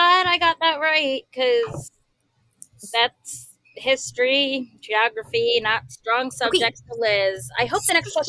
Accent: Howard County, Maryland, United States; I grew up in Howard County.

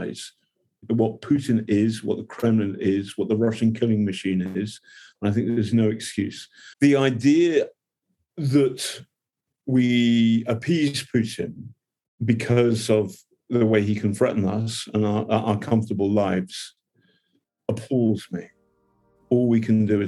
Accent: England, United Kingdom; I'm English

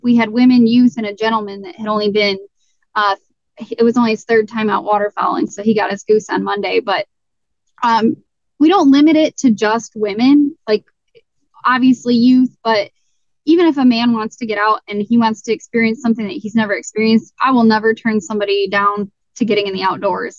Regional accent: Southeast Michigan, United States; I am from Southern Michigan, Southeast Michigan

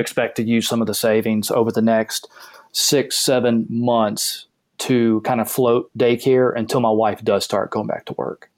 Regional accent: the South, United States; I grew up in the South

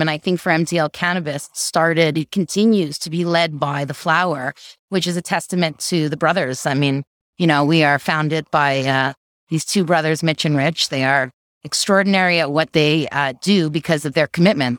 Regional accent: Canada; being a Canadian, having federal legalization

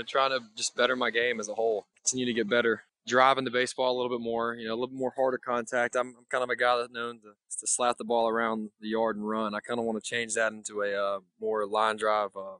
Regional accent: Mississippi, United States; moved away as an adult; Born and raised in Mississippi, go to college in Mississippi

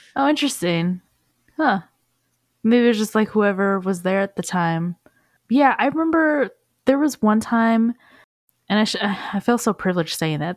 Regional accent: Seattle, Washington, United States; moved away; I'm originally from Seattle

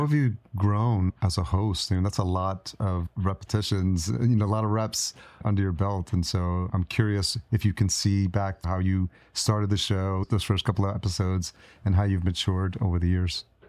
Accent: Yonkers, New York, United States; moved away as an adult; also born or lived in Brooklyn; now in Minnesota, United States; I grew up in New York. So I grew up in Yonkers and I lived in New York City

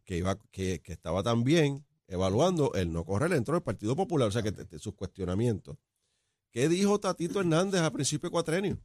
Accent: Puerto Rico

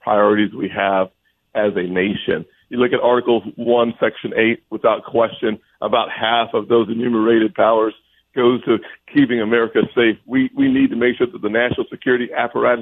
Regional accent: South Carolina, United States; my home state of South Carolina

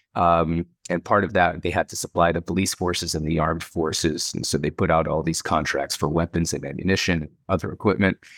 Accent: Miami, Florida, United States; also born or lived in Saint Louis, Missouri / Israel; we moved to Miami, uh, for my dad's work. And, um, uh, lived in Miami and, uh, until I was eight, eighteen

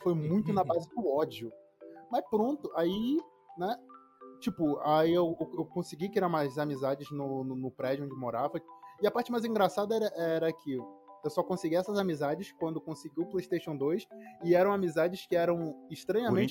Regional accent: Angola; also born or lived in Salvador, Brazil; eu nasci em Salvador, em 97, e a minha mãe teve a ideia: não, quero que meu filho cresça perto dos avós, perto da, da minha família, então vamos para Angola

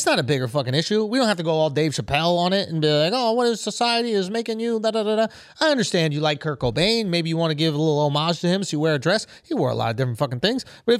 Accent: Scotland, United Kingdom; and I'm Scottish.

